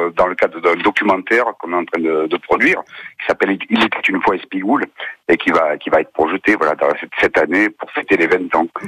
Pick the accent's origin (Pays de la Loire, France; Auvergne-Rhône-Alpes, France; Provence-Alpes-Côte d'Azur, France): Provence-Alpes-Côte d'Azur, France; Ginasservis; c'est mon village natal